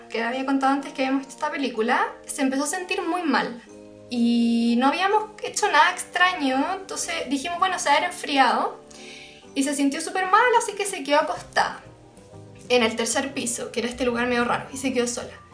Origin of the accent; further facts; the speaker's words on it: Santiago, Santiago Metropolitan Region, Chile; como santiaguinas